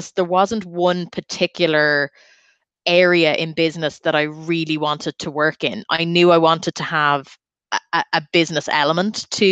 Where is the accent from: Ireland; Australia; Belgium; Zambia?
Ireland; Dublin, Leinster; I'm from Dublin